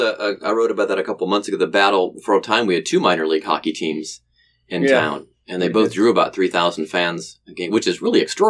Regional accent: Cleveland, Ohio, United States; moved away as an adult; now in Cincinnati, United States; I didn't grow up here. And growing up in Cleveland

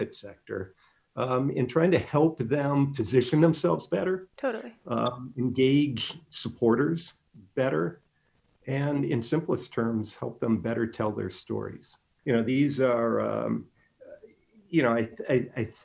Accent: Illinois, United States; now in Inland Empire, United States; I was born and raised in Illinois

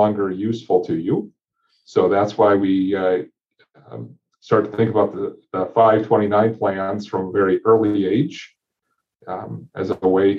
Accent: Lynden, Washington, United States; we live in Linden. I grew up in Linden. My roots are here.

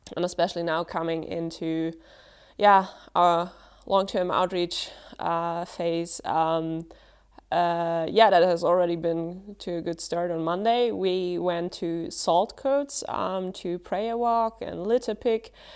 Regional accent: Germany; I'm from Germany as well

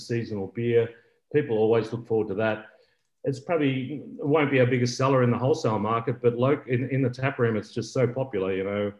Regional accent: Bendigo, Victoria, Australia; now in Geelong, Australia; I grew up in Bendigo

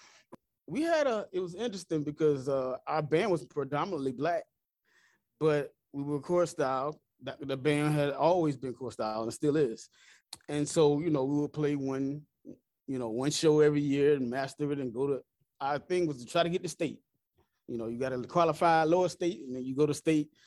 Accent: Conway, South Carolina, United States; also born or lived in Marion, South Carolina; I was born in Conway, South Carolina, but I went attended Marion High School. So we moved after middle school to Marion High School, and that's where I graduated from

